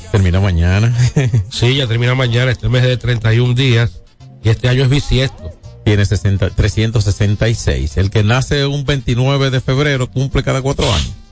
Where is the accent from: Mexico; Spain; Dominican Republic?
Dominican Republic; San Francisco de Macorís, Duarte; San Francisco de Macorís. Tierra mía, mi tierrita.